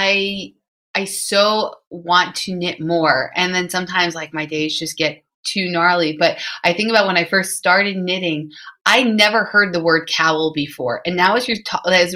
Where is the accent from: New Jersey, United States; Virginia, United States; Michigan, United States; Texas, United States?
New Jersey, United States; now in New York, United States; I'm from New Jersey originally, like I'm down from by like the coast by the seaside area